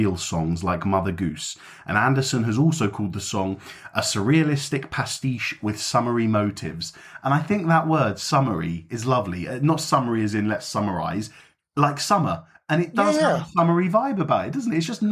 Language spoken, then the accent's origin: English; London, United Kingdom; moved away; my hometown